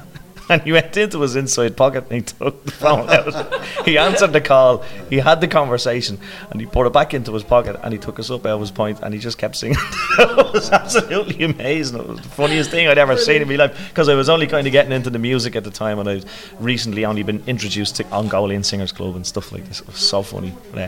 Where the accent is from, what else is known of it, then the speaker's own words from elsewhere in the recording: Dublin, Leinster, Ireland; I'm really, really delighted to be doing this in my hometown